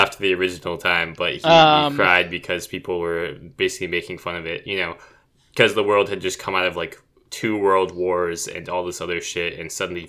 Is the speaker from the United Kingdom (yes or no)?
yes; United Kingdom; Yeah, I'm British.